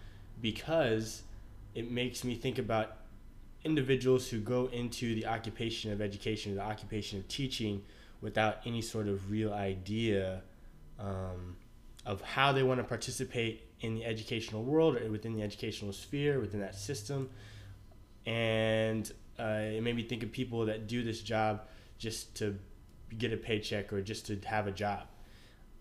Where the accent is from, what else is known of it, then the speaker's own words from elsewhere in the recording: Austin, Texas, United States; born and raised in Austin, Texas.